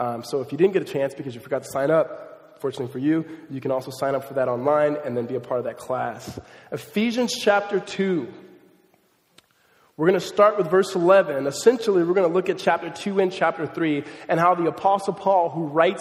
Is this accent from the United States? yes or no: yes; Southern California, United States; also born or lived in Mississippi / Los Angeles; when God raised me, he raised me, moving from Los Angeles to the suburbs of Southern California